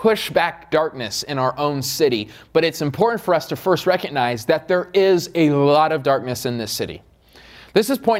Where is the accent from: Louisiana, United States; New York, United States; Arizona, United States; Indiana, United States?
Arizona, United States; Queen Creek; also born or lived in Riverside; I am from Queen Creek